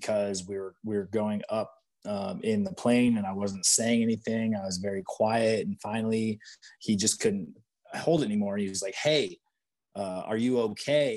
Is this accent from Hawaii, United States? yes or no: no; Michigan, United States; moved away as an adult; also born or lived in Maryland; I grew up largely whitetail and turkey hunting, being from Michigan.